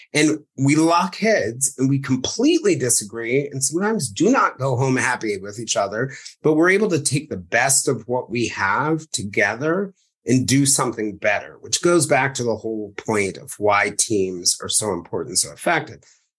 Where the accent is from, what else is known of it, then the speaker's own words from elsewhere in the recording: New York City, New York, United States; because you grew up in West Virginia and I grew up in New York City